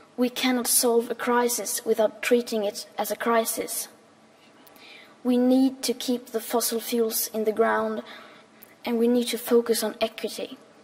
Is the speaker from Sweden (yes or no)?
yes; Sweden; 15 years old and I'm from Sweden